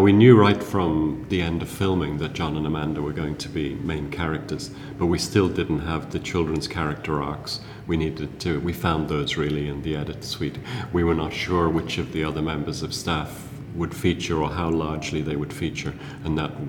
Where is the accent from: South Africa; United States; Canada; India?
South Africa; also born or lived in England; I read as a child a lot, because I grew up in South Africa, in boarding school first in England and then later in South Africa, and there was no television.